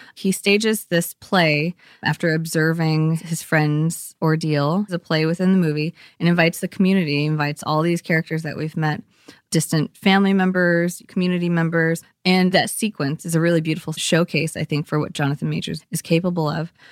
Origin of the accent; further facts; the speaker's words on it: East Bay, California, United States; growing up there, I grew up in the East Bay